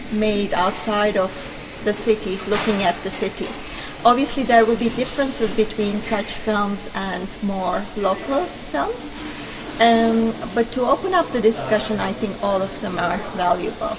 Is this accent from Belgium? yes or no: no; Turkey; moved away as an adult; now in Belfast, United Kingdom; I'm originally from Turkey, and I've been working here at Queen's in architecture as a lecturer for more than 6 years now